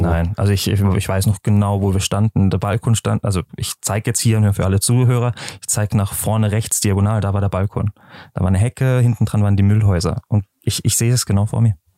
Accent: Freiburg, Baden-Württemberg, Germany; now in Lucerne, Switzerland; ich komme aus Freiburg in ähm, Schwarzwald, ne, also wirklich an der Grenze zur Schweiz

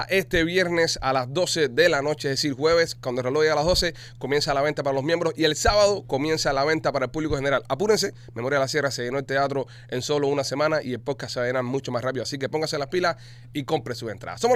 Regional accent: Cuba; quiero que el proyecto triunfe como cubano exiliado cubano libre

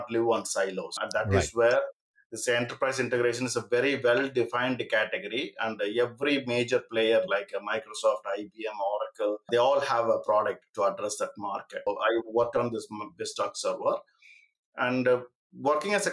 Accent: Coimbatore, Tamil Nadu, India; moved away; also born or lived in United Kingdom; I'm from Coimbatore

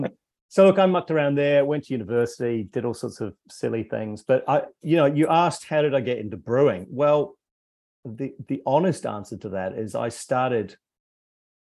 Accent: Christchurch, Canterbury, New Zealand; moved away as an adult; also born or lived in Scotland; now in Wellington, New Zealand; I was born in Scotland, but my family emigrated, as many people did, when I was about 5 years old. We moved to New Zealand.

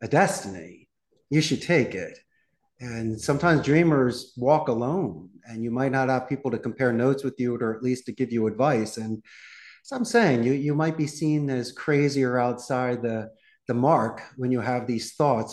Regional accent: Philadelphia, Pennsylvania, United States; moved away as an adult; also born or lived in Arizona / Costa Rica; But I'm originally from Northeast Philadelphia. I graduated the proud Abington High School back in 91.

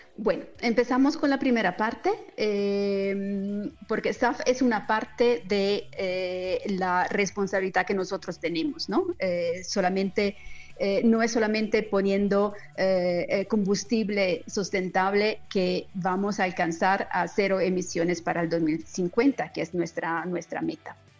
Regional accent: Colombia; soy, colombiana

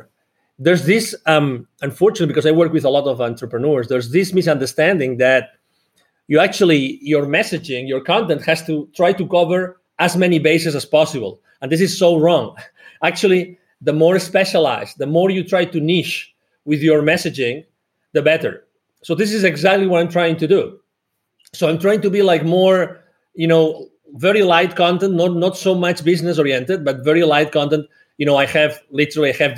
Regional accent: Barcelona, Catalonia, Spain; moved away as an adult; now in United States; I'm originally from Barcelona in Spain, although I live in the US. I've lived here for more than 10 years.

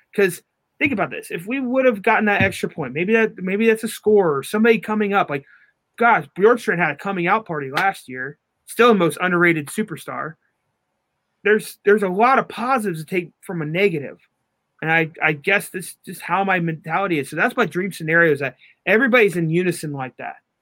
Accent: Newark, Ohio, United States; Newark, you know, my hometown

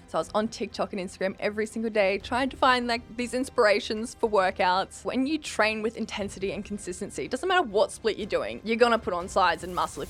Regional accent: Winton, Queensland, Australia; moved away as an adult; now in Brisbane, Australia; I come from Winton, which is population eight hundred sixteen hours from Brisbane

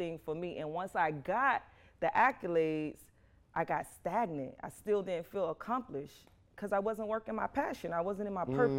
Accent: Belle Glade, Florida, United States; also born or lived in Miami, Florida; I was born and raised in Belgrade, Florida.

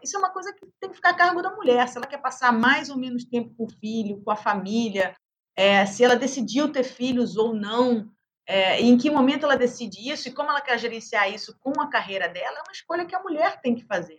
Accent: Brazil; como brasileira

